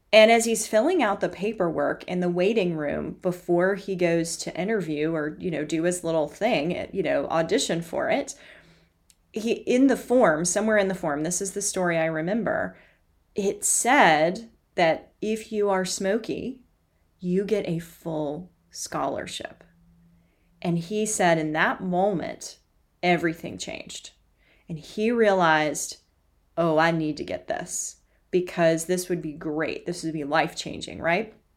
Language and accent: English; Knoxville, Tennessee, United States; I grew up in Knoxville, Tennessee